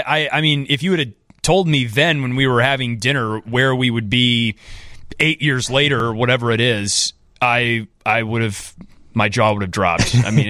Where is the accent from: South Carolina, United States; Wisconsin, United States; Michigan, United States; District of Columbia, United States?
Wisconsin, United States; In Beloit, Wisconsin, yes, my home state. You know, I love all things Wisconsin